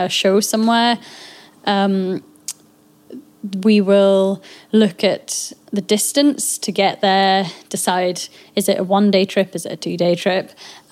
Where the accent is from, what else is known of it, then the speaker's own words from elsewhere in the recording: Scottish Borders, Scotland, United Kingdom; we are here and we are local